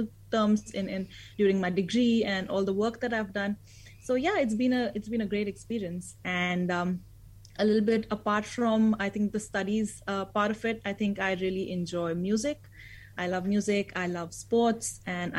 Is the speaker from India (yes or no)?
yes; India; moved away as an adult; now in New Zealand; I moved from India